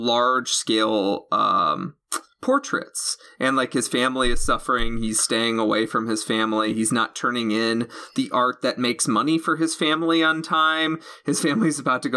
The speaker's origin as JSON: {"language": "English", "region": "Illinois", "country": "United States", "said": "I am from Illinois, land of corn"}